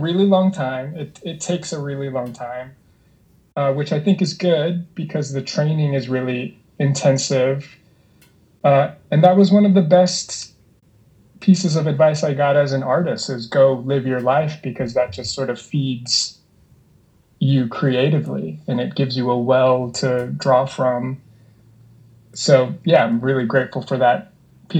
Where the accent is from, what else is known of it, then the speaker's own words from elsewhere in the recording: Long Beach, California, United States; also born or lived in New York; I'm from Long Beach originally, and then I went to USC. So I've kind of always been in the Southern California world